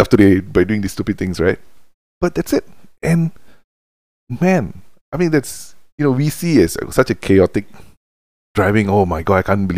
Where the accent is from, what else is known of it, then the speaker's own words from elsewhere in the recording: India; now in Malaysia; I am Indian. I am from India